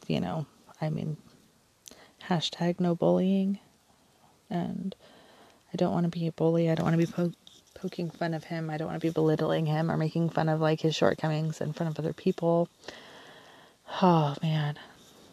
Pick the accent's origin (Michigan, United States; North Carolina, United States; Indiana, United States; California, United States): California, United States; Southern; moved away as an adult; also born or lived in Orange County, California; now in Southern Oregon, United States; We were raised in Southern California